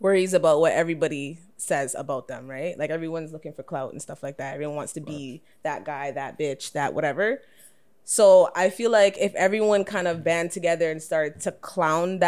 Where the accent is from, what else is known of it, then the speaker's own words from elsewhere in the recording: Ajax, Ontario, Canada; I'm from Ajax